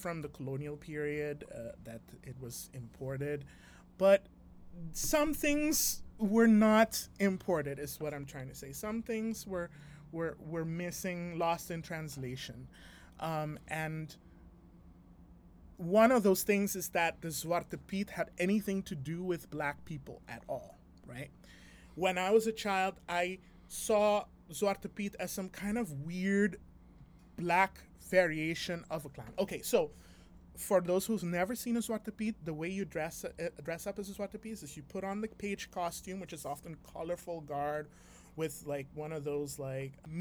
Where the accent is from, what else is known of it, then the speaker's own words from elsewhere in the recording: Curaçao; When I was a child growing up in Curaçao